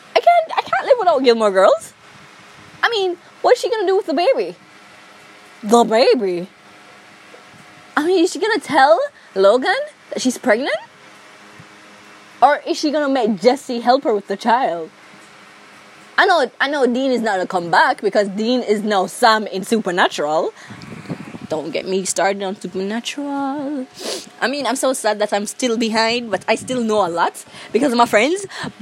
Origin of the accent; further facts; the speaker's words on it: Jamaica; accent: Jamaican; I'm a Jamaican. my accent would be really, really easy to catch. Maybe it would be, because, like, Jamaicans don't believe I'm Jamaican.